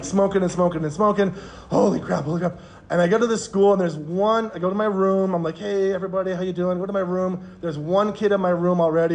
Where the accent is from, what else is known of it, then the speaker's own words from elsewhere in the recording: Canada; moved away as an adult; also born or lived in Korea / New York City; I'm from Canada, so I'm not from New York City